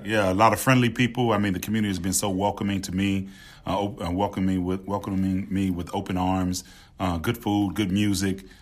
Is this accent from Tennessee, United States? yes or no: yes; Memphis, Tennessee, United States; also born or lived in Winston-Salem, North Carolina; now in New Orleans, United States; I'm from Memphis